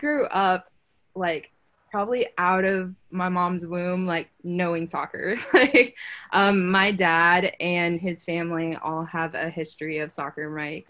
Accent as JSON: {"language": "English", "town": "San Jose", "region": "California", "country": "United States", "said": "I'm from San Jose, so obviously the Earthquakes is my MLS team."}